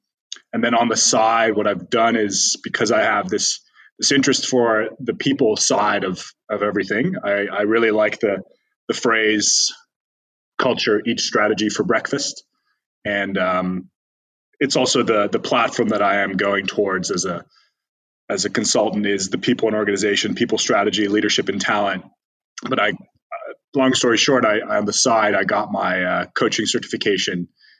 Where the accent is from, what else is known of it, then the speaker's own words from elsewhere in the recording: Amsterdam, North Holland, Netherlands; from Amsterdam, also currently calling in from Amsterdam, the Netherlands, which is where I was bor